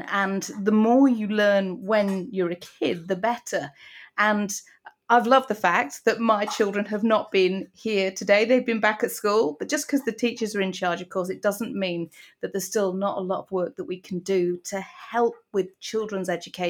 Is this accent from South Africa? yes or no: no; Huddersfield, Yorkshire and the Humber, United Kingdom; a number which is based in my hometown. So it was, a code for Huddersfield.